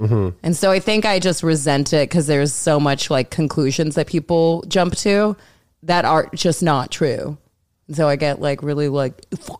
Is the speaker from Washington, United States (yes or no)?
yes; Seattle, Washington, United States; Oh, I grew up in Seattle.